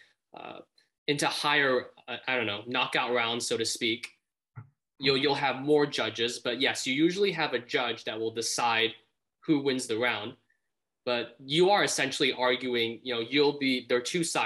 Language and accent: English; Malaysia; now in United States; I was born in Malaysia